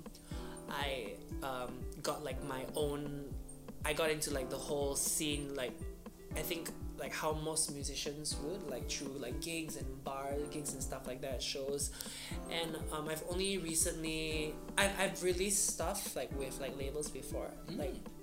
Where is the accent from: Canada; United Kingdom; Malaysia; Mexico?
Malaysia; Miri, Sarawak; moved away as an adult; now in Kuala Lumpur, Malaysia; I'm originally from Miri, Sarawak, from Borneo. I moved here about 3 years ago